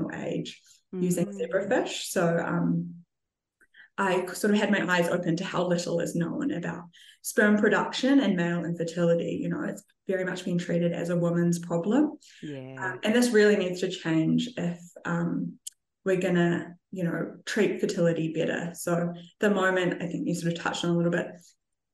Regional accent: New Zealand; I grew up in New Zealand in a winemaking family

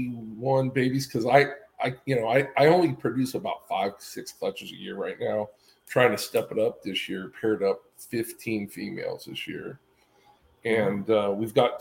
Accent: Oakland, California, United States; moved away as an adult; also born or lived in Houston, Texas; now in Phoenix, United States; I was born and raised in the Bay Area

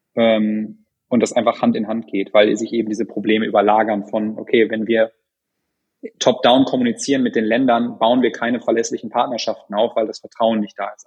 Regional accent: North Rhine-Westphalia, Germany; moved away; ich bin in Ostwestfalen aufgewachsen

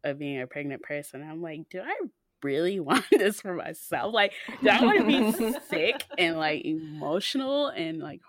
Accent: Mississippi, United States; moved away as an adult; now in Texas, United States

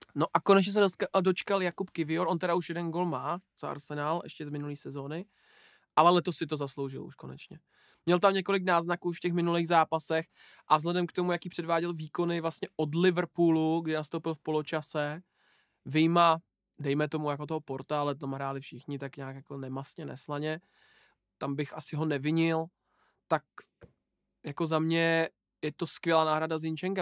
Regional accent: Czechia; Jsme Češi

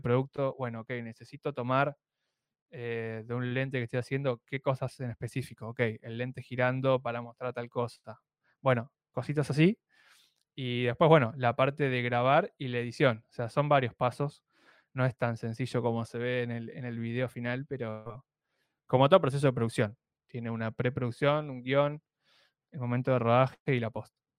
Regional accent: Argentina; Sí, soy de Argentina.

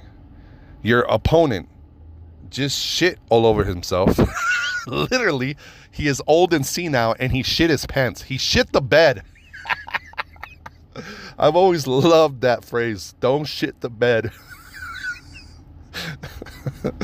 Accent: Fresno, California, United States; also born or lived in Mexico; I'm from shitty Fresno

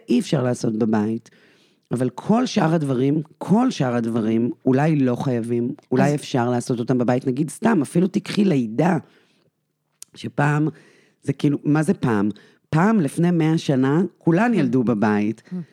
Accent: Israel; אני גדלתי בקיבוץ

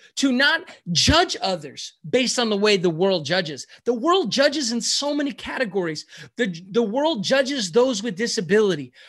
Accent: San Francisco, California, United States; I am from San Francisco, California, the Bay Area

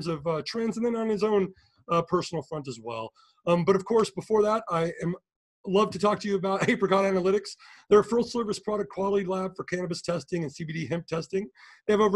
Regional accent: Seattle, Washington, United States; moved away; I'm from Seattle

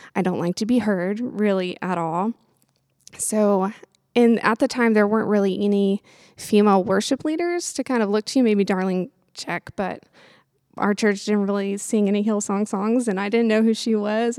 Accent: Lexington, Kentucky, United States; I'm from Lexington, Kentucky, born and raised

